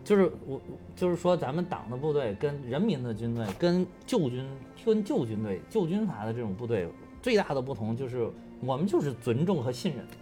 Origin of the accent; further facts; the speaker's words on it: Beijing, China; also born or lived in Henan; 从小学、初中、高中，一直上大学都在北京了